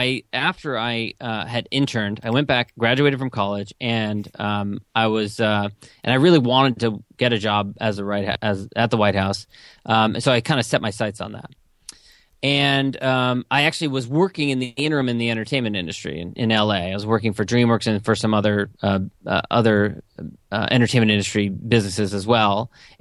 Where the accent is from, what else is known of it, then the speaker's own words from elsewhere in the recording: Los Angeles, California, United States; One, after graduating, I was from Los Angeles.